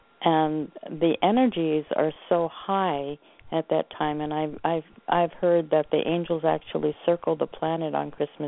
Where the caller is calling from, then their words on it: Oregon, United States; I'm calling from Oregon.